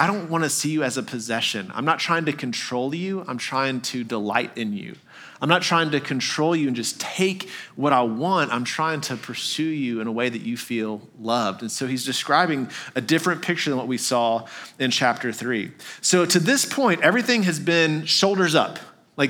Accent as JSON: {"language": "English", "region": "Texas", "country": "United States", "tie": "born or raised there", "also_born_or_lived": "Arkansas", "moved": "yes", "lives_now": "Tennessee, United States", "said": "I grew up in Texas, a lot of deer around"}